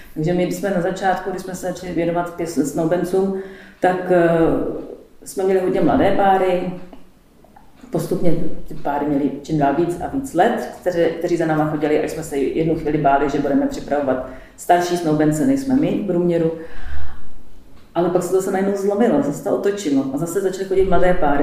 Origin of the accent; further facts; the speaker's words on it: Prague, Czechia; now in Hodonín, Czech Republic; já jsem, pocházím z Prahy